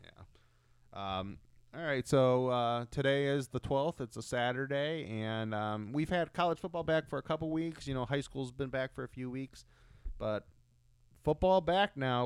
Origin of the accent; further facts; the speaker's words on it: Ohio, United States; we're from Ohio